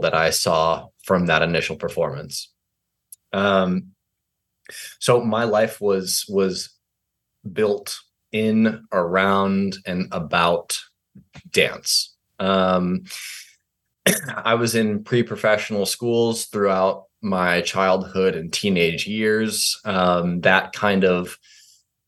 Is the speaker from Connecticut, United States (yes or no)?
yes; Fairfield, Connecticut, United States; moved away; also born or lived in New York City; I was born in Fairfield, Connecticut